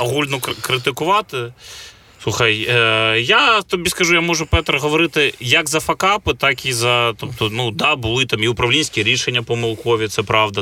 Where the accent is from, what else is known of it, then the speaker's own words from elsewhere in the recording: Kyiv, Ukraine; Я киянин, народився у Києві, е, виріс на вулиці.